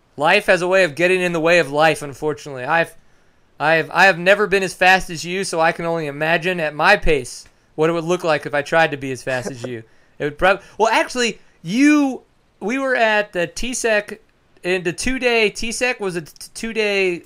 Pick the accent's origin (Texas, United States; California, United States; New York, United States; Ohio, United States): Texas, United States; I'm from Texas, live in McKinney